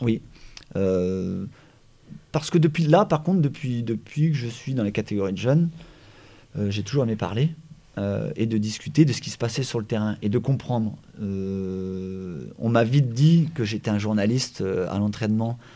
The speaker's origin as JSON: {"language": "French", "region": "Brittany", "country": "France", "also_born_or_lived": "Paimpol / Guingamp / Saint-Brieuc / Brest", "said": "moi, je suis breton, on est breton"}